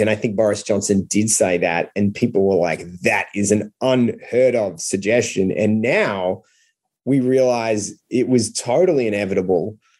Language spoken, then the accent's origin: English; Australia; as an Australian as a non-American